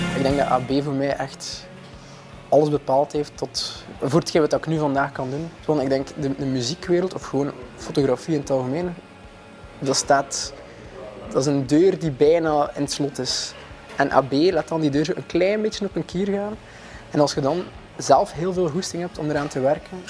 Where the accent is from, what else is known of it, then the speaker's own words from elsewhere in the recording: Maldegem, Flanders, Belgium; ik ben oorspronkelijk van Maldegem, zo'n hoekje Oost-Vlaanderen